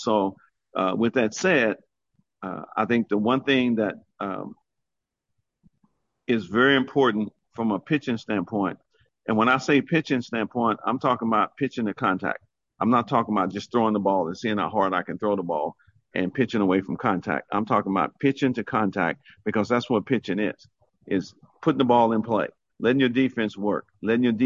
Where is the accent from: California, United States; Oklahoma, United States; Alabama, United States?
Oklahoma, United States; my senior year at Duke High School in Oklahoma